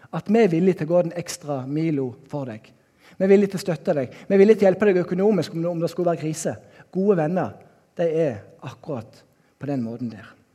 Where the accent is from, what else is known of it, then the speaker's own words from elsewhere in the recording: Norway; also born or lived in Bergen; now in Kristiansand, Norway; hjemme på Haua, der jeg er oppvokst